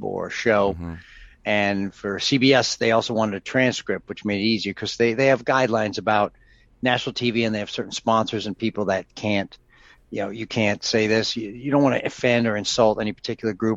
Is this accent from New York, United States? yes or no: yes; New York, United States; I grew up in New York